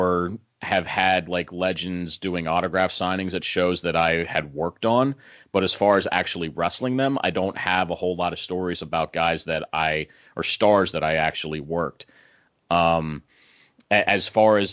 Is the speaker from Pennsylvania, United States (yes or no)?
yes; near Newville, Pennsylvania, United States; Newville was as close to my hometown as you can get